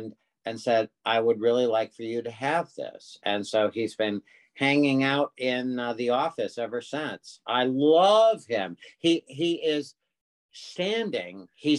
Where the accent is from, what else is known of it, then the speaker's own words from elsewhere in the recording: Connecticut, United States; I'm originally from Connecticut